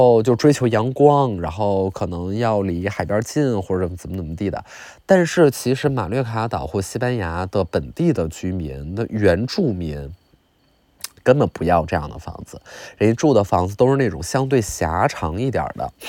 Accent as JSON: {"language": "Chinese", "region": "Northeast China", "country": "China", "said": "但是你想啊，我们东北人就是了解这种热带气候和热带美景"}